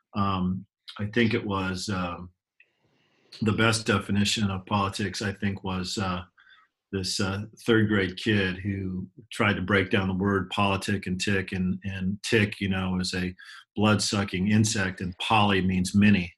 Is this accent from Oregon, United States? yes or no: yes; Ashland, Oregon, United States; I was raised in Ashland, Oregon